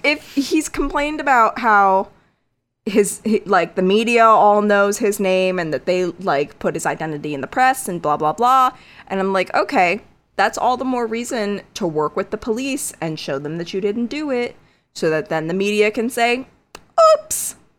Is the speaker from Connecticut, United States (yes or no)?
yes; one town over from Annabelle, Connecticut, United States; my hometown is one town over from Annabelle. I grew up twenty minutes from her.